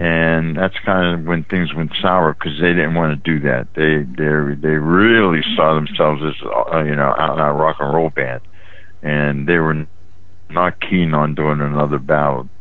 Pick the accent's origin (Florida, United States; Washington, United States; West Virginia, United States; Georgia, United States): West Virginia, United States; Weirton; moved away as an adult; also born or lived in Steubenville, Ohio / Pittsburgh area; now in Maryland, United States; I grew up in West Virginia